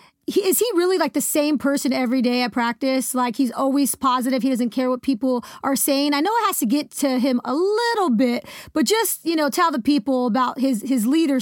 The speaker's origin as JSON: {"language": "English", "area": "the Bay Area", "region": "California", "country": "United States", "tie": "born or raised there", "said": "I grew up in the Bay."}